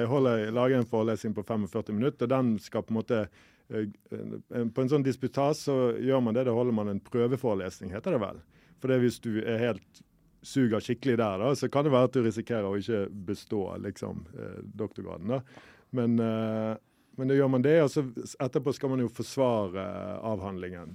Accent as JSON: {"language": "Norwegian", "town": "Bergen", "region": "Vestland", "country": "Norway", "said": "jeg kommer fra Bergen"}